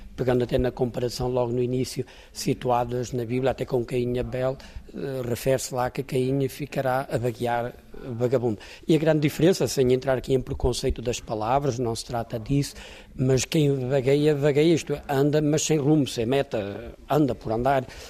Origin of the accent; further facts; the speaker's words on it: Póvoa de Varzim, Porto District, Portugal; a minha naturalidade sou de São Pedro Ratos, povo de Verzinho, povo de Verzinho é da Diocese do, de Braga, mas do distrito até do distrito do Porto